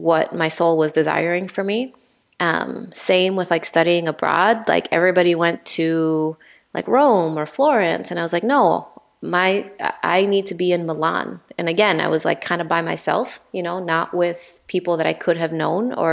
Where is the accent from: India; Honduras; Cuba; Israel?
Honduras; moved away as an adult; also born or lived in Pennsylvania, United States / Minnesota, United States; now in Illinois, United States; growing up in Honduras, I always felt like I wanted to get out of Honduras